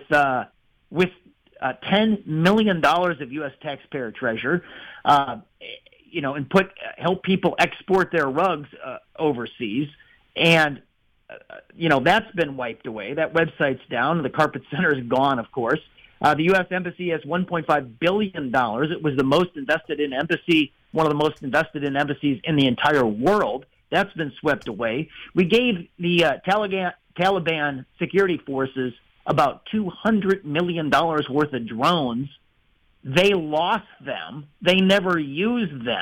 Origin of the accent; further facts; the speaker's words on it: Illinois, United States; I'm from Illinois